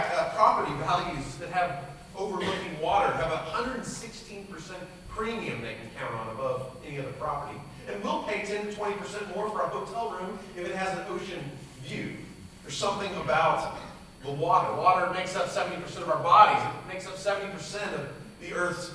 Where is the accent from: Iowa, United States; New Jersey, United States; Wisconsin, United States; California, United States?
California, United States; San Diego; I grew up in San Diego, California.